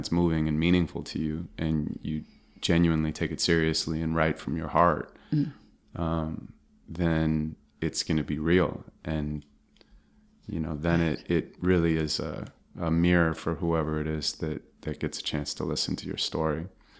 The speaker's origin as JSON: {"language": "English", "town": "Santa Monica", "region": "California", "country": "United States", "tie": "born or raised there", "said": "Yeah, and I was. I mean, it was a great place to grow up."}